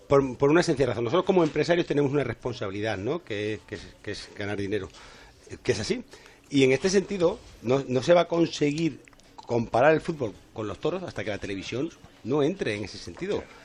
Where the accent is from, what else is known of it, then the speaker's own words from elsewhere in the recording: Ceuta, Spain; yo que soy de Ceuta